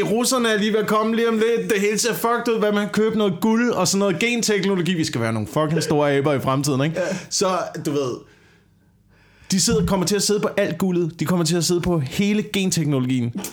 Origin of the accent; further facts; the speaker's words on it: Korsør, Zealand, Denmark; da jeg voksede op i Kutø- Korsør